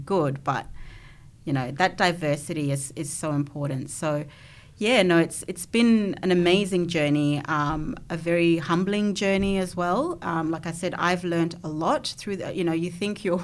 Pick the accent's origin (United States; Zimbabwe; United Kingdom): Zimbabwe; now in Australia; growing up in Zimbabwe, I probably came from a more privileged background as well.